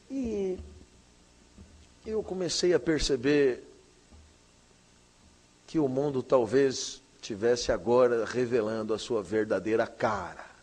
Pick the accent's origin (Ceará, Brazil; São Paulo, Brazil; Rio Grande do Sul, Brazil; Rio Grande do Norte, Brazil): São Paulo, Brazil; meu filho foi na 25 de março, rua de comércio popular lá da minha cidade e, e, e do país inteiro